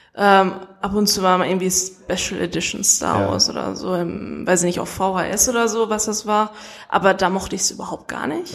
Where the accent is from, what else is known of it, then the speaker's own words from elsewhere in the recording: Essen, North Rhine-Westphalia, Germany; ich komme aus Essen